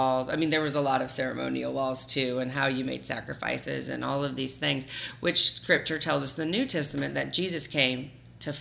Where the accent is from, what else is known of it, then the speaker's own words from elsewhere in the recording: the South, United States; growing up in the South and in the Bible Belt